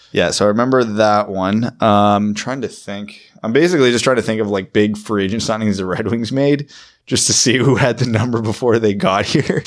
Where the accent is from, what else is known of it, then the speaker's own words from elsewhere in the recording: Ontario, Canada; I'm from Ontario